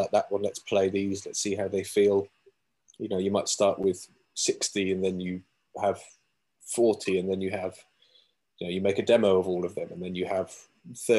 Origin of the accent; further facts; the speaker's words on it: Cornwall, South West England, United Kingdom; moved away as an adult; also born or lived in Plymouth; now in London, United Kingdom; I was born in Plymouth, raised in Cornwall, and then hot-tailed out of there to London about 10 years ago.